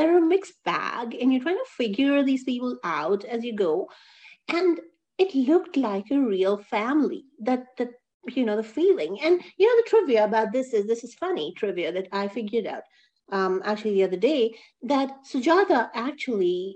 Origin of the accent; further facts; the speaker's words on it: United States; as American Indians